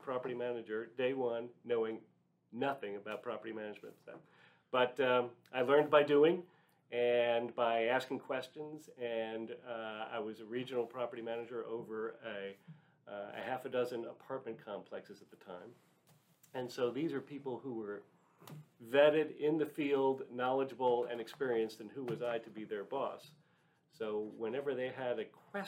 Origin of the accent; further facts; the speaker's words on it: New York, United States; moved away as an adult; also born or lived in Gettysburg, Pennsylvania; now in Dallas, United States; I grew up in New York, and instead of actually working in Manhattan like my father and his father and all generations before, I moved to Dallas